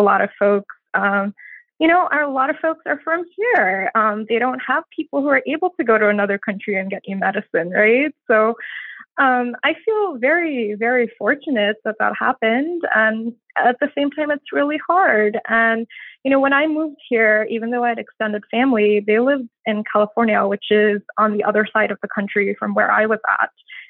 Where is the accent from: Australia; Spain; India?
India; moved away as an adult; now in United States; I grew up in India in many different cities. We moved around a lot. And then when I turned 18, I moved here.